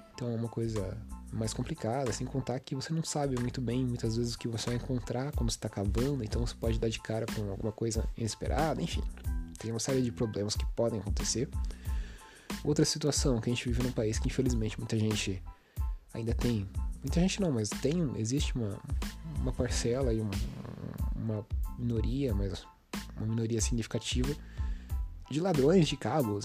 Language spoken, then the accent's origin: Portuguese; Brazil; a gente como brasileiro